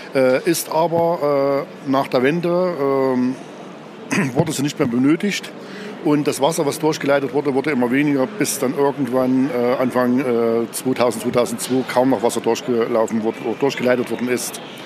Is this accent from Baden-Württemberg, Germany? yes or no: no; Apfelstedt, Thuringia, Germany; Ich komme aus Apfelstedt